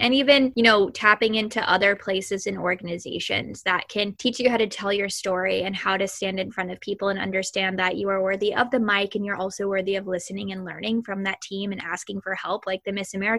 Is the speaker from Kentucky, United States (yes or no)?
yes; Elizabethtown, Kentucky, United States; moved away as an adult; also born or lived in Silicon Valley; when I moved to Silicon Valley that, you know, I'm from Elizabethtown, Kentucky